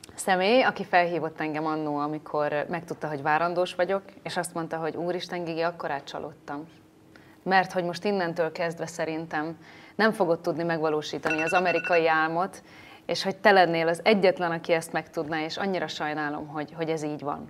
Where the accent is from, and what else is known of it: Salgótarján area, Nógrád, Hungary; born or raised there; now in Budapest, Hungary